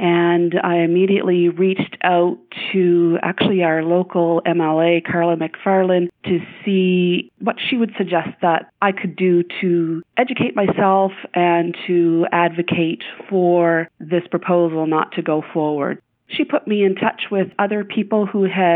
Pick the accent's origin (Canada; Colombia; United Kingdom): Canada; Pictou, Nova Scotia; I grew up in Pictou County, outside of the town of Pictou.